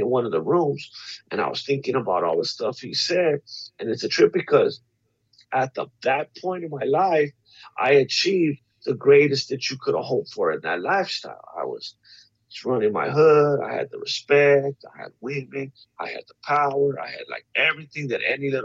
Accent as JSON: {"language": "English", "town": "La Puente", "region": "California", "country": "United States", "tie": "born or raised there", "said": "I grew up in La Puente, California."}